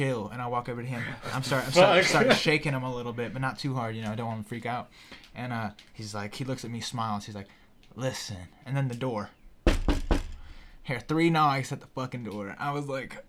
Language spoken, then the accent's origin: English; Greenville, South Carolina, United States; I was actually born in Greenville